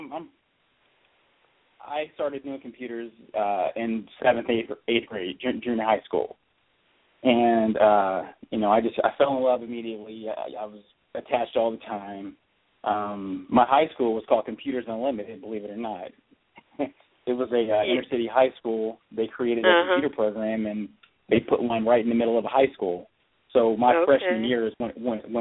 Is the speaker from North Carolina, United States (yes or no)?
no; Cincinnati, Ohio, United States; also born or lived in Columbus, Ohio; now in Fresno, United States; originally I am from Cincinnati, Ohio